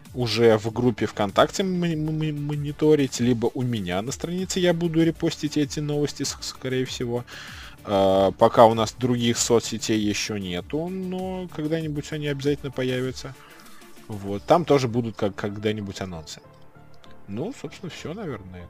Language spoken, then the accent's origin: Russian; Saratov, Saratov Oblast, Russia; now in Moscow, Russia; я как бы приехал в, в, ну, в родной город